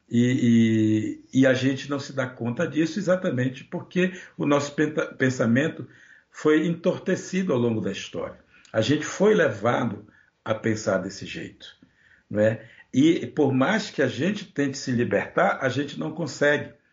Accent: Brazil; Porque nós, nós nunca tivemos a oportunidade de nos pensar brasileiros.

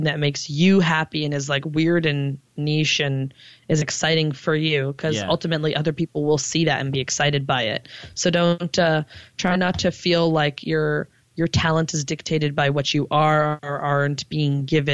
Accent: Toronto, Ontario, Canada; also born or lived in Montreal; even though I'm from Toronto, I kind of came up in Montreal because that's where I was doing a lot of my comedy. When I moved back to Toronto

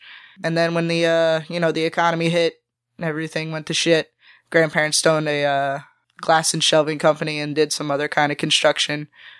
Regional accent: Cape Coral, Florida, United States; also born or lived in North Fort Myers; But I was born in Cape Coma, right down the street on Del Prado. Haven't lived anywhere else. I lived in North Fort Myers for about a year. It was weird. Lived here all my life.

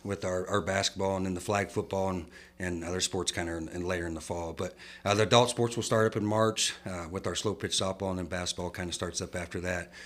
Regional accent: Midwest, United States; moved away as an adult; now in San Angelo, United States; I was from the Midwest

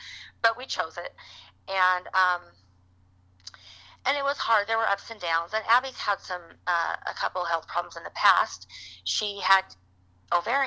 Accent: Utah, United States; moved away as an adult; also born or lived in Michigan; We're originally from Utah. We spent some time in Michigan, and we came back to Utah. So we live in Utah now

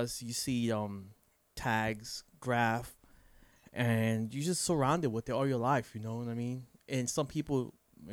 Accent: New York, United States; now in Florida, United States; growing up in New York is all hip hop

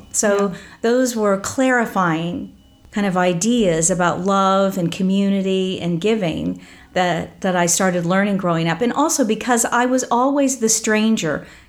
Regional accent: Midwest, United States; also born or lived in California; I come from the Midwest, from Oklahoma and Missouri, but I spent my life, my childhood on the road, traveling between the Midwest and California, Southern California. And so I don't have a sense of a hometown or a home.

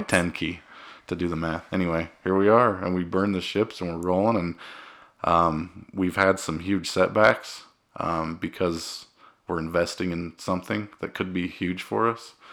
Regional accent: Cedar City, Utah, United States; I'm from Cedar City. Cedar City, Utah, Cedar High.

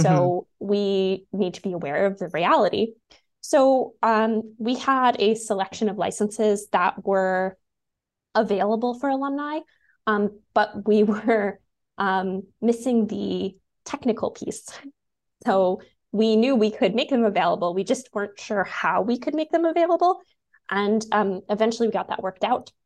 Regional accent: United States; also born or lived in Washington, D.C.; now in Canada; I'm American

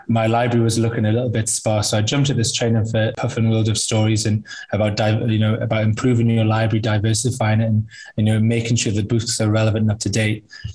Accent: United Kingdom; I think that's a really important point, really, that I am white British.

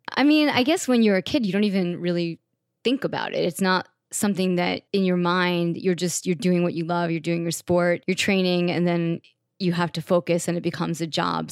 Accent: Long Island, New York, United States; I kind of grew up in New York. I grew up outside on Long Island

